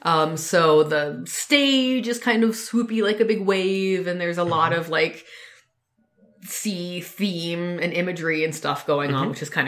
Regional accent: United States; We're the American couple

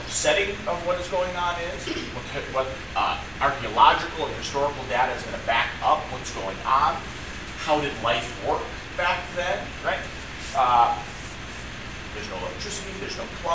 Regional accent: United States; as American Christians

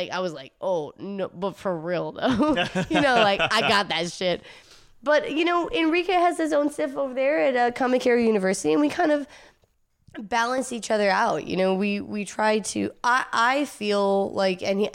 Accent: Georgia, United States; now in Fullerton, United States; I'm from Georgia. Okay. My mom lives in Atlanta

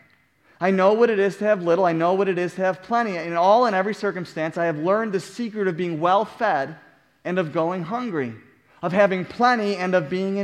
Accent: United States

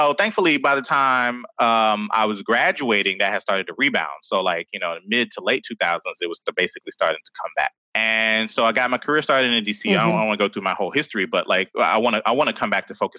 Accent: Atlanta, Georgia, United States; I grew up in Atlanta, like a lot of Black people around

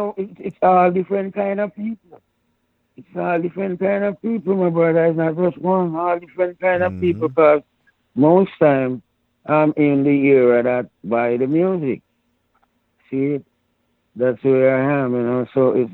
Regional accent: Jamaica; And you see the thing about it, we grew up with Indians in Jamaica, you know.

